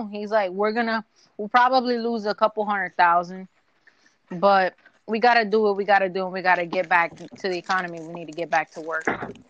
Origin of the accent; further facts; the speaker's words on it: New York, United States; because I'm a New Yorker.